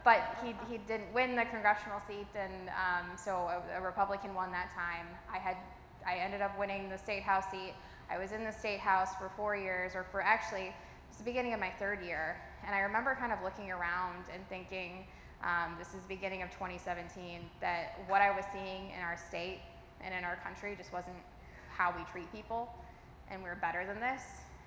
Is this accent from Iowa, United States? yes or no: yes; Sherrill, Iowa, United States; I grew up in Cheryl, with a town with more cows than people